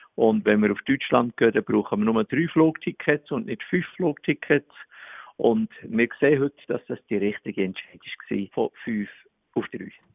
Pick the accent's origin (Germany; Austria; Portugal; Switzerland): Switzerland; Bern; accent: Bernese German; Ich habe vier Mundart-CDs gemacht in Berndeutsch